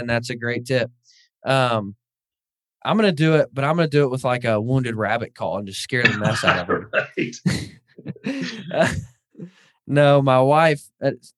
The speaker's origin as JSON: {"language": "English", "region": "Northwest Arkansas", "country": "United States", "tie": "born or raised there", "moved": "as an adult", "lives_now": "Kansas, United States", "said": "I grew up in Northwest Arkansas where there's some decent bear hunting"}